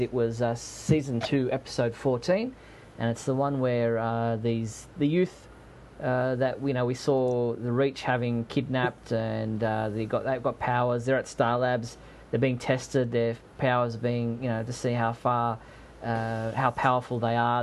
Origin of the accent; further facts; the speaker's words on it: Australia; I'm an Australian